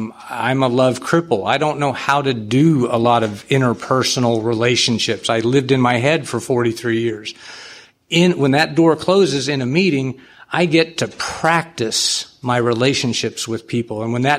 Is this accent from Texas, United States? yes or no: yes; San Antonio, Texas, United States; I'm a sexaholic from San Antonio.